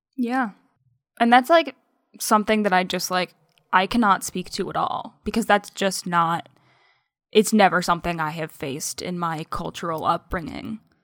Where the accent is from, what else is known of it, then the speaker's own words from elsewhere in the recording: United States; first language English; I was born in the United States and learned English as, I mean, for, for a good portion of my life, my only language.